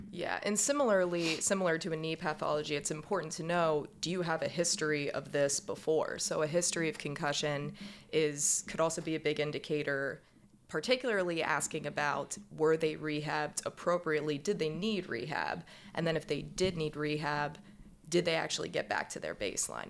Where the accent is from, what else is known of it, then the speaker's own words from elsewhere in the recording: Pittsburgh, Pennsylvania, United States; moved away as an adult; also born or lived in Central Michigan University, Michigan / Boston, Massachusetts; now in Baltimore, United States; I'm from Pittsburgh